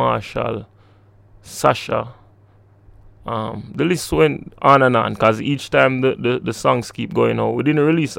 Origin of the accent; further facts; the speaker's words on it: Kingston, Jamaica; I was born in Kingston, within this vicinity, close